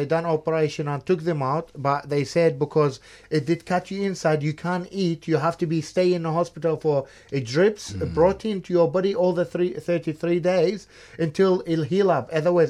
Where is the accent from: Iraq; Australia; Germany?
Iraq; Yes, I'm from Iraq.